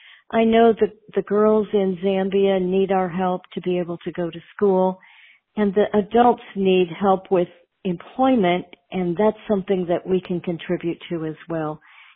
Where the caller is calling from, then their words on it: Texas, United States; and I'm calling from Texas.